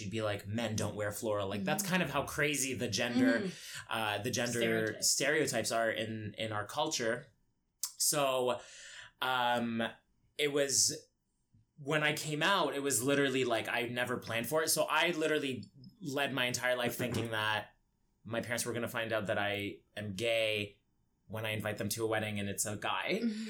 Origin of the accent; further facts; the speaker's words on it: Egypt; Like when I grew up in Egypt, I didn't even know what being gay was